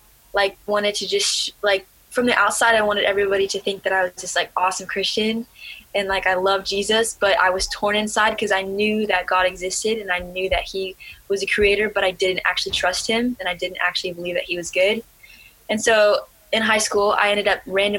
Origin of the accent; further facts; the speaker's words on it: Ohio, United States; also born or lived in Alaska; I had just moved from my home state, Alaska, to a new state. My family's now living in Ohio.